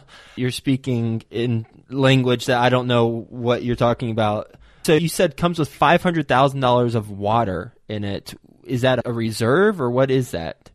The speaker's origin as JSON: {"language": "English", "region": "Texas", "country": "United States", "said": "I am from Texas"}